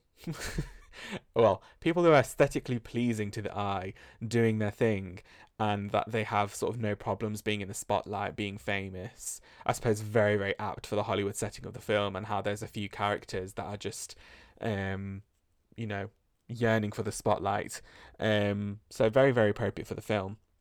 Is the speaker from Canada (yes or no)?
no; United Kingdom; accent: British; my British accent